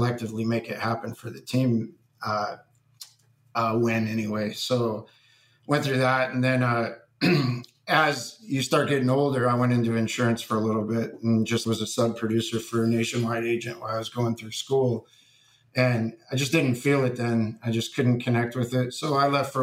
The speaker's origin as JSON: {"language": "English", "town": "Fremont", "region": "Ohio", "country": "United States", "tie": "born or raised there", "said": "I grew up in Fremont, Ohio, which is basically just a small town."}